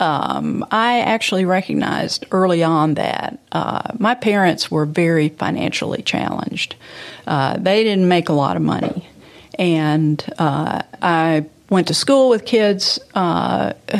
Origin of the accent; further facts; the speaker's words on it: Memphis, Tennessee, United States; I had a strictly middle class growing up in walking to neighborhood school and playing with my friends in Memphis